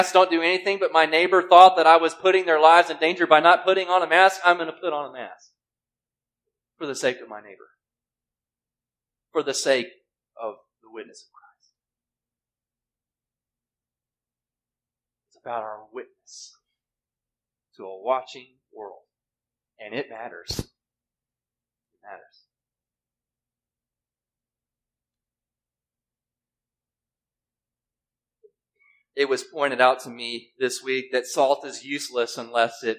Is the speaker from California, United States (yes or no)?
no; Mississippi, United States; moved away; I grew up in Mississippi. We didn't have much of a winter